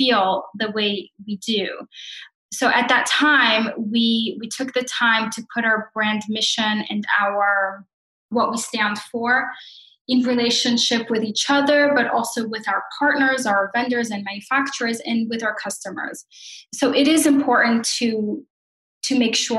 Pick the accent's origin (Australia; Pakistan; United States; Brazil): Brazil; moved away; I am from Brazil and I came here